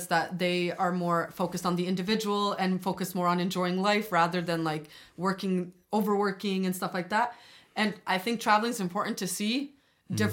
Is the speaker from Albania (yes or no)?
yes; Albania; Okay, so I'm from Albania, and like